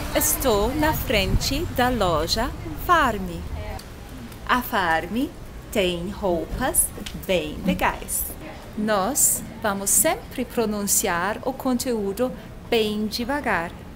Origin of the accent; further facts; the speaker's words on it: Germany; Portuguese is a second language; moved away as an adult; also born or lived in Croatia; now in Brazil; Eu fui criada na Alemanha. Moro no Brasil desde 2011.